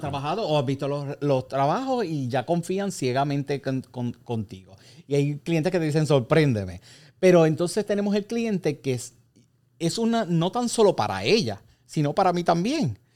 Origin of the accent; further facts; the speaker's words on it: Puerto Rico; nosotros como puertorriqueños